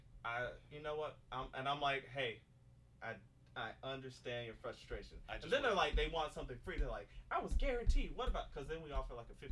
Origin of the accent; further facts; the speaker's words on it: Macon, Georgia, United States; moved away as an adult; also born or lived in New York; when I grew up in Macon, and we always, because we were usually on public assistance